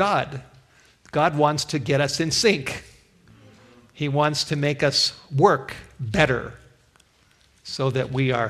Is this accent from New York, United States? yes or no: no; Los Angeles, California, United States; growing up in the Hollywood Hills